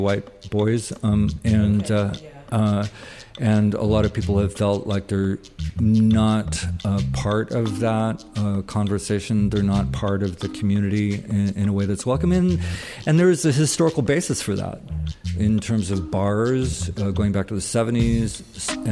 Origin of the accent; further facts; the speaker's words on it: Bay Area, California, United States; now in San Francisco, United States; I'm from the Bay Area, yet I didn't move here until I was 21